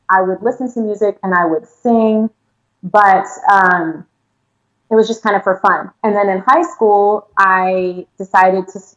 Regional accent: East Coast, United States; also born or lived in San Diego, California / Los Angeles, California / San Bernardino County, California; now in Inland Empire, California, United States; I'm originally from the East Coast mm-hmm. and and moved to San Diego, spent time there growing up. And then I also lived in LA for a little while, then moved out to the Inland Empire in San Bernardino County

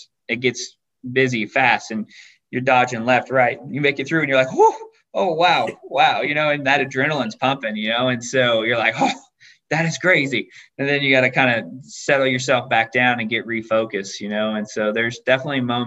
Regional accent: Glendale, Arizona, United States; I grew up in Glendale, Arizona

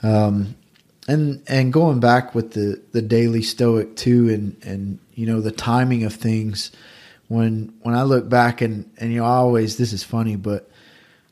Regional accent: the South, United States; growing up in the South

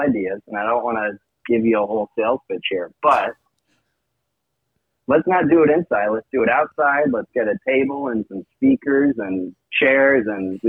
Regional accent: Minnesota, United States; now in Chicago, United States; I'm from Minnesota, so it feels pretty similar to home.

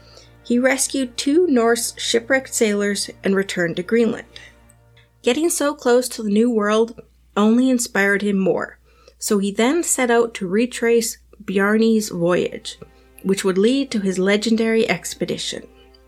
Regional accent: Canada; Being a Canadian who's never traveled to Newfoundland

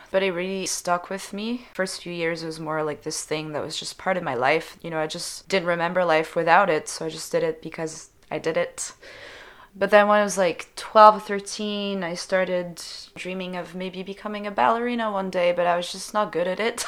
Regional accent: Switzerland; first language French; English is a second language; moved away as an adult; now in Montreal, Canada; growing up in Switzerland.

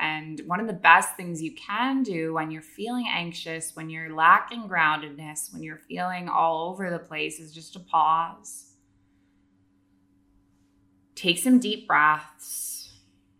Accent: Canada; moved away as an adult; also born or lived in Middle East; now in Bali, Indonesia

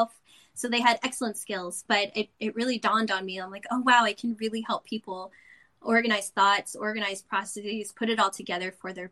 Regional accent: San Antonio, Texas, United States; now in Northern California, United States; I'm originally from San Antonio, Texas, too

